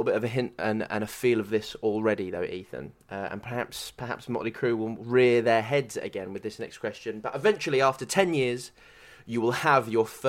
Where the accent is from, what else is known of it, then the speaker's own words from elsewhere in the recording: United Kingdom; if people are getting pissed up because we're British, we always just go a bit too hard